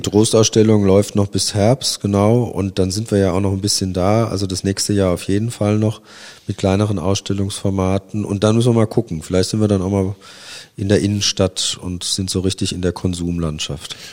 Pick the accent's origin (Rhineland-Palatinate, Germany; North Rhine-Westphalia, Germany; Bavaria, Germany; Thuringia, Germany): Rhineland-Palatinate, Germany; Worms; now in Kassel, Germany; meiner Heimatstadt Worms